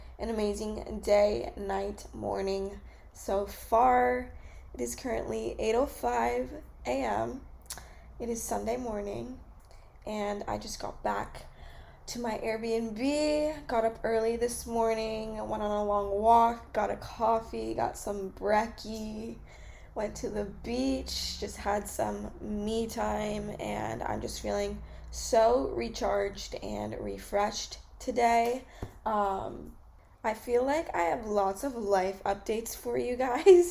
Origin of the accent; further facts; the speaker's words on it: California, United States; moved away as an adult; I'm from California